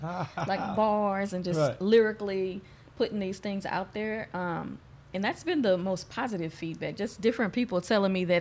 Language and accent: English; Houston, Texas, United States; Growing up in Acres Homes